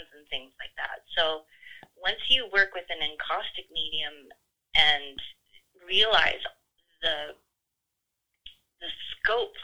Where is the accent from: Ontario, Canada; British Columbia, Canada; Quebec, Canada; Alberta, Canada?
British Columbia, Canada; Cariboo; I grew up in the Caribou in the 70s on a farm